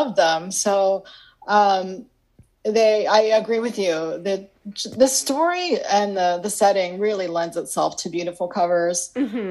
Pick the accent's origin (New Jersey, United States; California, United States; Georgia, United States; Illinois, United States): Illinois, United States; I grew up in Illinois